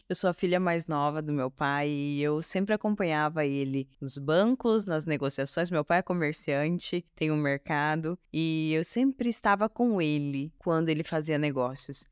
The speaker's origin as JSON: {"language": "Portuguese", "town": "Sorriso", "region": "Mato Grosso", "country": "Brazil", "tie": "born or raised there", "also_born_or_lived": "Vilhena, Rondônia", "moved": "as an adult", "lives_now": "São Paulo, Brazil", "said": "nasceu na cidade de Vilhena, Rondônia, se mudou para Sorriso, Mato Grosso, uma cidade de apenas 100 mil habitantes, com 10 anos de idade, onde eu cresci"}